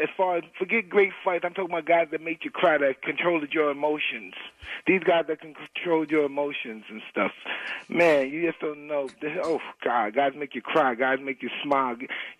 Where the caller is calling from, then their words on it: Nevada, United States; I'm in Nevada.